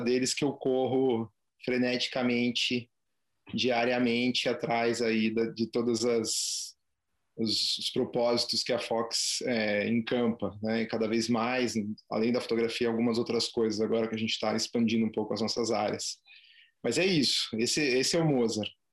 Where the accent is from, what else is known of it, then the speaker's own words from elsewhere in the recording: Curitiba, Paraná, Brazil; also born or lived in São Paulo; now in Ilhabela, Brazil; sou curitibano